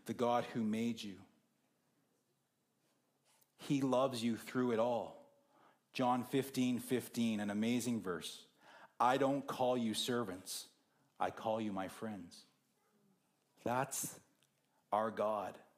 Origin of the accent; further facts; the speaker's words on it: Whitewood, Saskatchewan, Canada; moved away; my hometown of Whitewood is halfway between here and Saskatoon